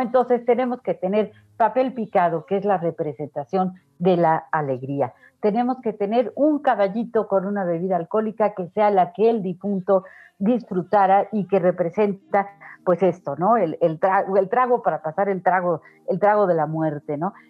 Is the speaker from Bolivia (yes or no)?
no; Mexico; como mexicanos, pues nuestro altar resulta muy, muy conmovedor